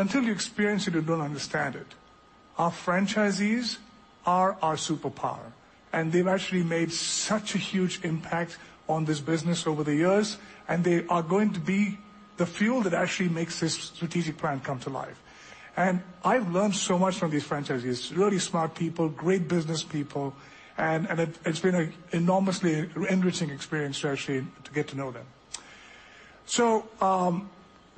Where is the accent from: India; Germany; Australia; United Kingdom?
India; also born or lived in Europe; now in United States; I grew up in India, but I've actually spent about 30 years living between the United States and different countries in Europe, four different countries in Europe.